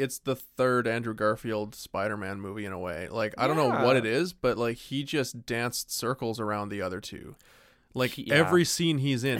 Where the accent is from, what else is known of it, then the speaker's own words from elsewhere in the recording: Canada; We are Canadian.